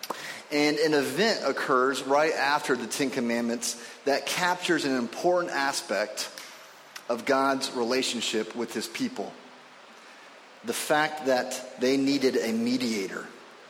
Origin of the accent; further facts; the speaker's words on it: Indianapolis, Indiana, United States; moved away; when I was living in Indianapolis, where I'm from, I was born in Indianapolis